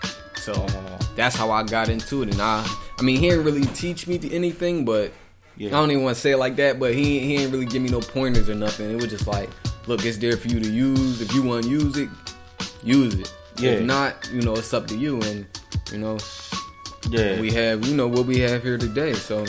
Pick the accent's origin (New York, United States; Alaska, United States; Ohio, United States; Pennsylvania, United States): Pennsylvania, United States; Philadelphia; North Philly.